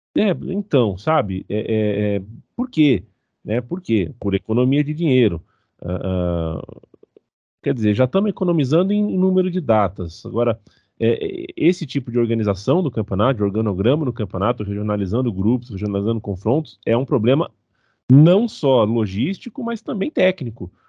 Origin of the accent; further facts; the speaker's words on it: Brazil; A gente é ocidental, a gente é brasileiro